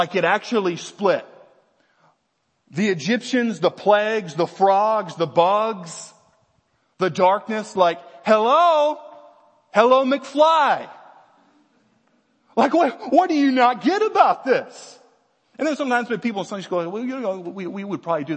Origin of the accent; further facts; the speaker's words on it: Virginia, United States; we're from Virginia